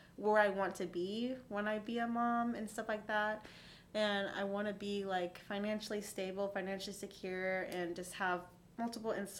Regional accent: California, United States; moved away as an adult; now in Las Vegas, United States; I was born and raised there my whole life

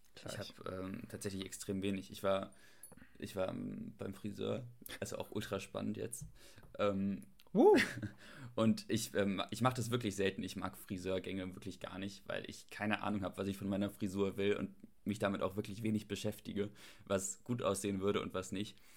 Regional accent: Germany

